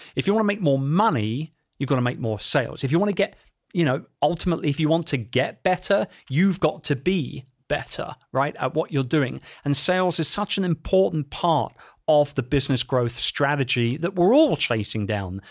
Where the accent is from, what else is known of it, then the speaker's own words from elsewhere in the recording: London, United Kingdom; in London, my hometown